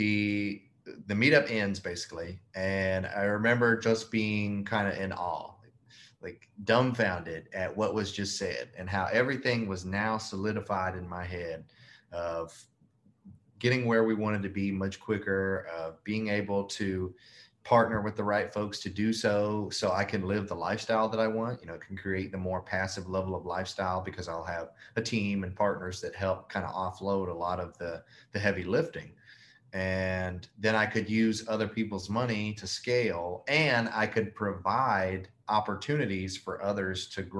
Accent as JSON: {"language": "English", "town": "Memphis", "region": "Tennessee", "country": "United States", "moved": "as an adult", "lives_now": "Mobile, United States", "said": "I'm from Memphis, Tennessee, but I moved to Mobile, Alabama, which is where our portfolio is, roughly about 4 years ago"}